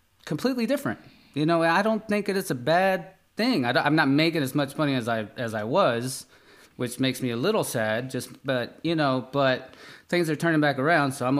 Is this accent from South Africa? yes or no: no; Peru; now in United States; I'm from Peru, grew up there, and I've moved around kind of pretty much everywhere.